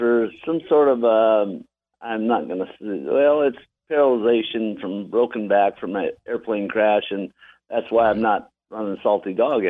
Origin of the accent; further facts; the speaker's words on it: Alaska, United States; I was born and raised in Alaska.